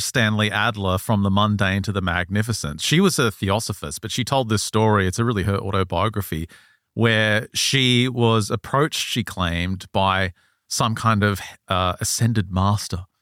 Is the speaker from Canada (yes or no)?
no; Australia; I'm Australian and I think I've got Native American